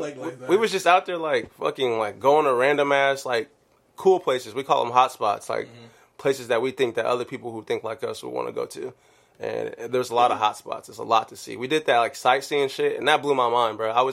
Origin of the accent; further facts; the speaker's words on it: California, United States; I was from California